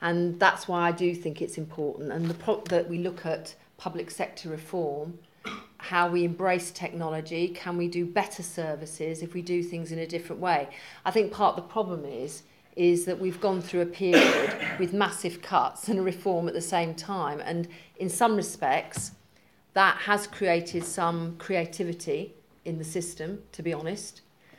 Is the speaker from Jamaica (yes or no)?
no; England, United Kingdom; Actually, I'm a patriot. I'm very proud of being English.